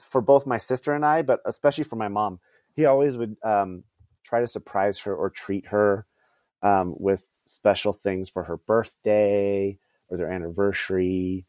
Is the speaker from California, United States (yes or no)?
yes; California, United States; born there; They lived in California. I was born in the Bay Area.